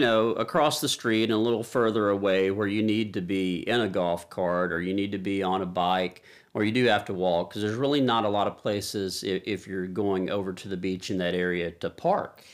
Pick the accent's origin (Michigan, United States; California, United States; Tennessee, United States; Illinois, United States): Tennessee, United States; Nashville; we're from Nashville, Music City